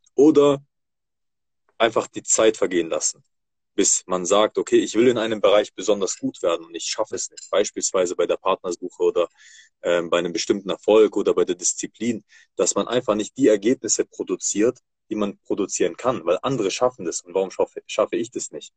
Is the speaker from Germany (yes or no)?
yes; Germany; Tatsächlich bin ich hier in Deutschland geboren und aufgewachsen